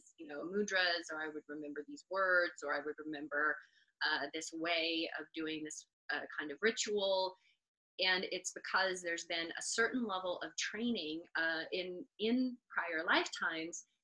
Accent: United States

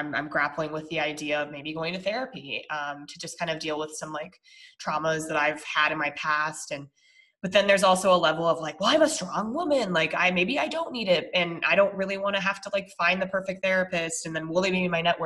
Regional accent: Colorado, United States; we're from Colorado

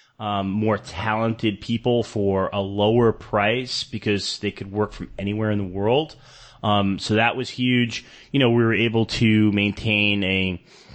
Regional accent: New York City, New York, United States; moved away as an adult; also born or lived in Davao, Philippines / San Francisco; now in Manila, Philippines; You know, I'm from New York City. I grew up in New York City, lived there for many years

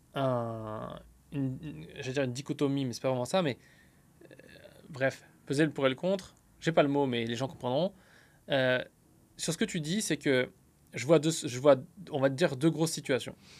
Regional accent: France; now in United States; je vis aux États-Unis mais je suis français

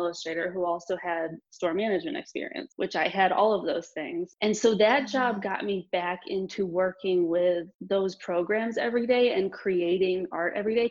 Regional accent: St. Louis, Missouri, United States; moved away as an adult; also born or lived in San Diego; now in Pittsburgh, United States; I'm from St. Louis

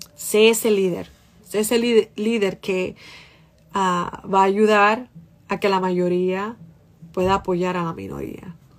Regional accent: Santo Domingo Este, Distrito Nacional, Dominican Republic; now in Boston, United States; yo estaba como en séptimo de primaria y yo estaba de camino para mi casa en, la onza. ¡Oh! La onza y la onza tomaba como dos horas, para yo, dos horas, una hora y pico, para llegar a los mameyes desde la independencia

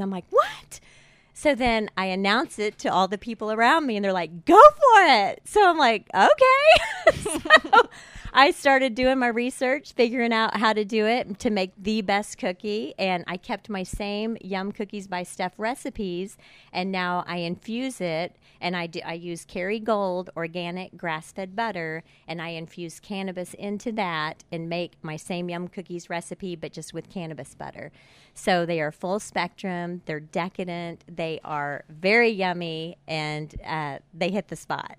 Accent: Tulsa, Oklahoma, United States; grew up in Tulsa

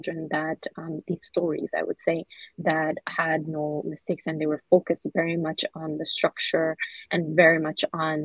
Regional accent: Somalia; I'm from Somalia

